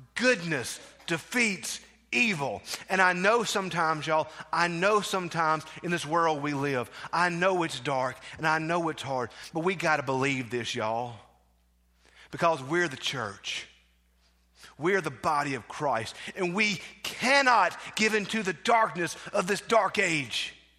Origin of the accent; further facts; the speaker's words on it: South Mississippi, United States; growing up in South Mississippi, in that southwest corner of the world